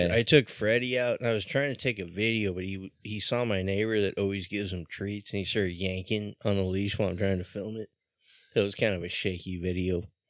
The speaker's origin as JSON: {"language": "English", "town": "San Clemente", "region": "California", "country": "United States", "moved": "as an adult", "lives_now": "Laguna Niguel, United States", "said": "I'm originally from San Clemente. I moved to Laguna Niguel"}